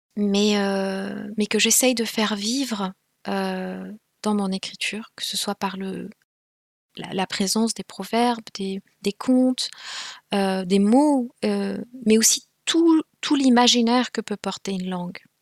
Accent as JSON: {"language": "French", "country": "Rwanda", "first_language": "Kinyarwanda", "second_language": "French", "moved": "as an adult", "said": "j'ai prétendu ne pas parler le Kinyarwanda, ma langue maternelle"}